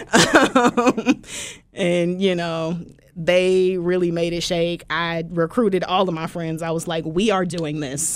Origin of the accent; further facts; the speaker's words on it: Philadelphia, Pennsylvania, United States; also born or lived in Willingboro, New Jersey; now in Baton Rouge, United States; I was born in Philly, raised there most of my life